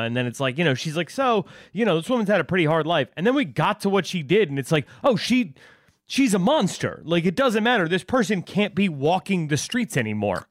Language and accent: English; Westchester, New York, United States; I'm from Westchester